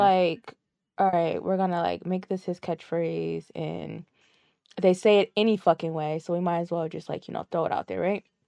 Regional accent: Connecticut, United States; We're both, we're both from Connecticut

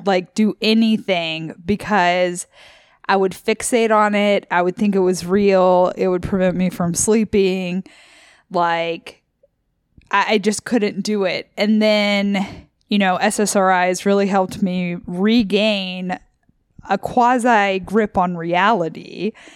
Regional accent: Memphis, Tennessee, United States; moved away as an adult; from Memphis, and I moved out here for grad school

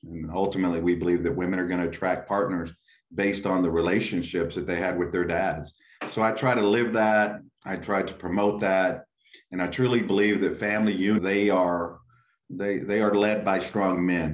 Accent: West Texas, United States; also born or lived in McAllen, Texas; I was born and raised in West Texas.

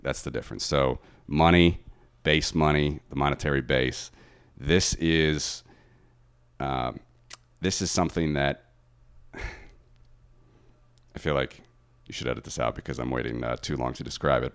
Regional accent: Ohio, United States; moved away as an adult; now in Latvia; growing up in Ohio

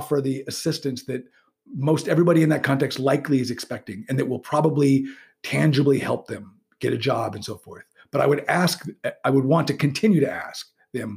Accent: United States; being living in a U.S. Society all my life and being educated in one

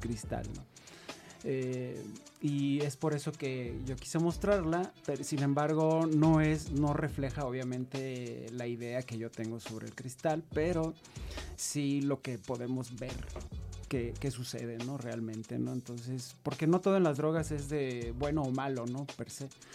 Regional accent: Hermosillo, Sonora, Mexico; moved away; yo soy de Sonora, del norte del país, de México

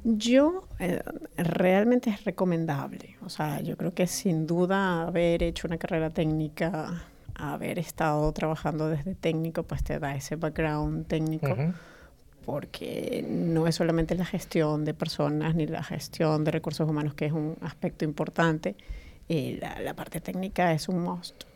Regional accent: Caracas, Capital District, Venezuela; moved away as an adult; now in Spain; nací en Venezuela, Caracas, pero ya tengo más de 11 años en España

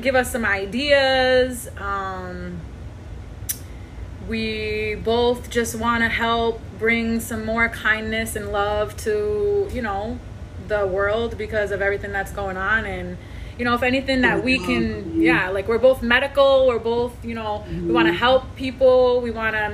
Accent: Rhode Island, United States; moved away as an adult; now in Virginia, United States; I'm from Rhode Island, but I am currently in Virginia because of military

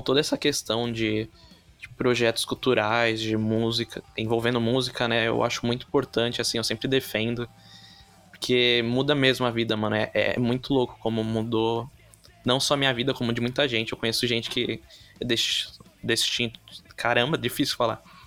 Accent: São Vicente, São Paulo, Brazil; Eu sou de São Vicente, que é uhum. é litoral paulista.

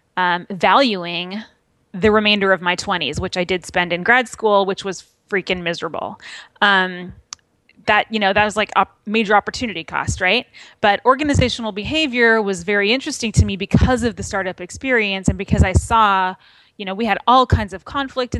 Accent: Manhattan Beach, California, United States; moved away as an adult; also born or lived in Bay Area; I'm from a beach town in Los Angeles called Manhattan Beach

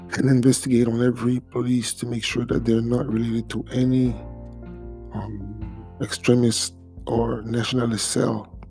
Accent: Montreal, Quebec, Canada; first language French; English is a second language; also born or lived in Haiti (ancestry); I'm Canadian from Haitian descent

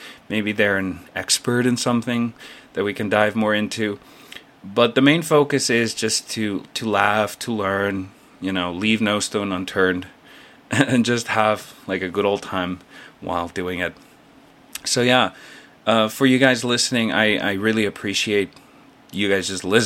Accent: South Africa; moved away as an adult; now in South Korea; I'm originally from South Africa, but I currently live and work in Korea, South Korea, as a full-time English teacher

